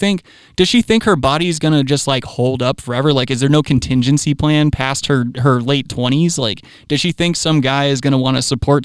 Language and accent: English; Myrtle Beach, South Carolina, United States; I know for a fact, like I've grown up, I grew up in Myrtle Beach.